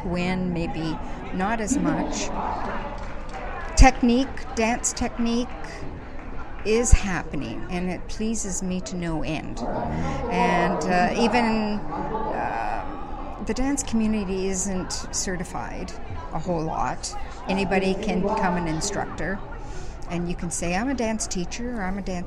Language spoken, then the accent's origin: English; Lions Bay, British Columbia, Canada; I am from Lions Bay, small place outside of Vancouver, Canada